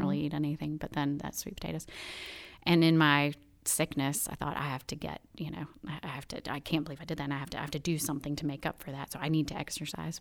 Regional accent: Birmingham, Alabama, United States; moved away as an adult; also born or lived in Chicago / New York Metro; I am from Birmingham, from Mountain Brook. Graduated from Mountain Brook High School in two thousand. And, um, so just grew up in this wonderful community

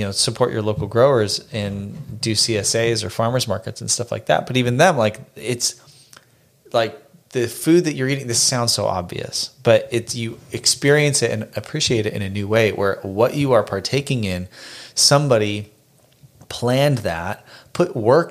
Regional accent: Phoenix, Arizona, United States; moved away; I grew up in Phoenix. We both grew up in Phoenix.

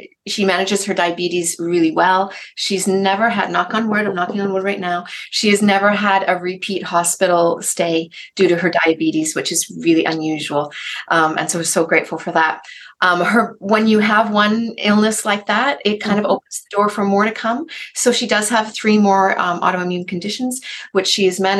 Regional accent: Canada; I'm from Canada

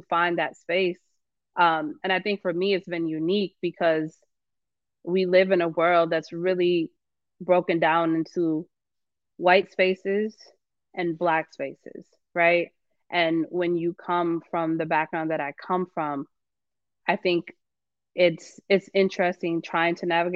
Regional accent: Racine, Wisconsin, United States; moved away as an adult; also born or lived in Milwaukee, Wisconsin / Atlanta, Georgia; I grew up in Racine

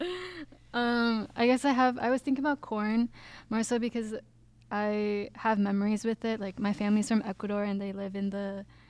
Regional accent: Minneapolis, Minnesota, United States; I'm from the Twin Cities

